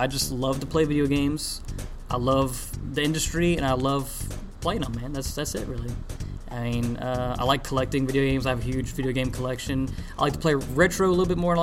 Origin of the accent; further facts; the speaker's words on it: the South, United States; since we're from the South